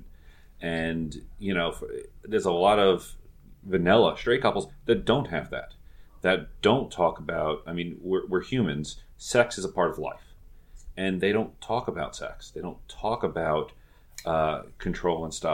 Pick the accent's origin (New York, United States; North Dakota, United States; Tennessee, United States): New York, United States; moved away as an adult; I grew up in New York